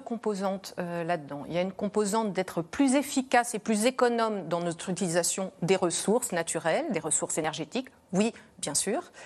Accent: France; on a une énergie chez nous en France

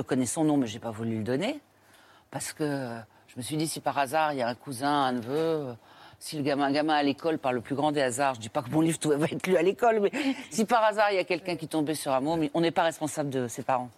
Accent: Tours, Centre-Val de Loire, France; je suis de Tours

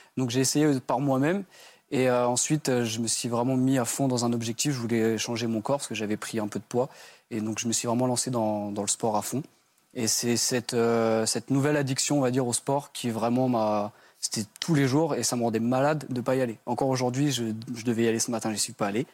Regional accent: Brittany, France; j'ai 27 ans et j'ai grandi en Bretagne.

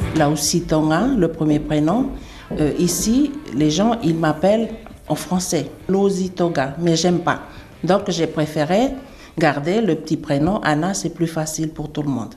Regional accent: Uvea, Wallis & Futuna; chez nous, à Wallis

